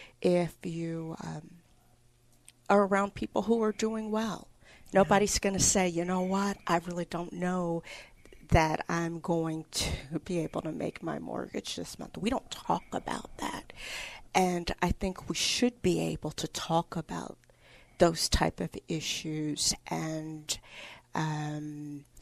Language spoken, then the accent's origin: English; Chicago, Illinois, United States; moved away; I grew up in Chicago